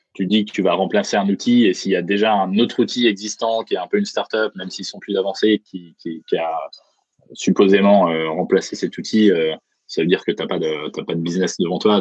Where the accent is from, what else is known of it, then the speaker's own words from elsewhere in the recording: Bourgogne-Franche-Comté, France; now in San Francisco, United States; je viens de Franche-Comté